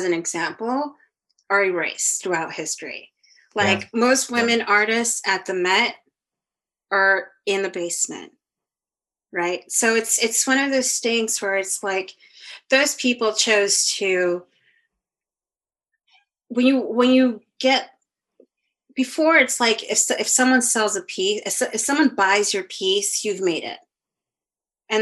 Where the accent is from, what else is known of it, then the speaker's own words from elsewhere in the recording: New York City, New York, United States; also born or lived in El Salvador; I was born in Manhattan, but I did sabbaticals in El Salvador